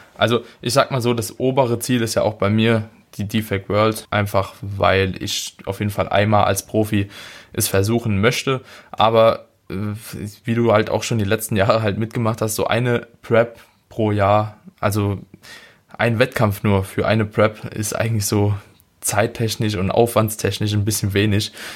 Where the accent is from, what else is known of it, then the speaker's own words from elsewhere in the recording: Germany; wir als Deutsche